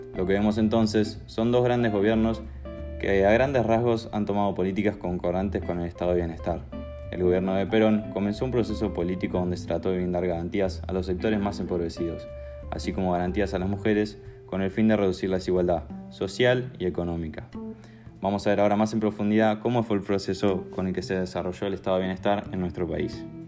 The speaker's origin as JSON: {"language": "Spanish", "country": "Argentina", "said": "el caso de nuestro país. En Argentina"}